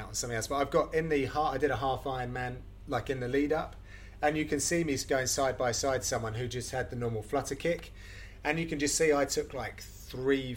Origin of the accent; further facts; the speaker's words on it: United Kingdom; as a British broadcaster